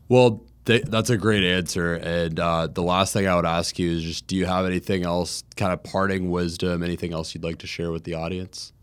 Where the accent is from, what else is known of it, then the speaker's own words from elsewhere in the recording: Jacksonville, Florida, United States; growing up in Jacksonville